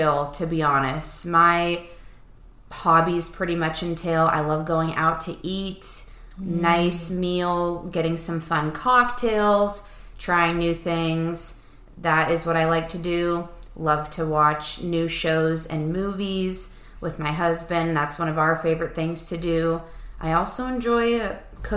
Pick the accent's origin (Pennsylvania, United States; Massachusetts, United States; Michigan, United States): Pennsylvania, United States; Erie; Erie is where we all grew up. That's where I still am